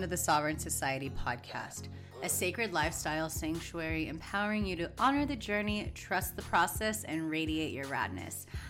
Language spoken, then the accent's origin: English; California, United States; as a Californian